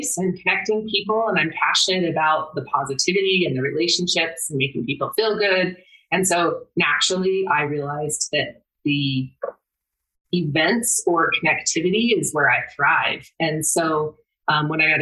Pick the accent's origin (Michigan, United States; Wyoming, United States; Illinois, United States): Wyoming, United States; I grew up in Wyoming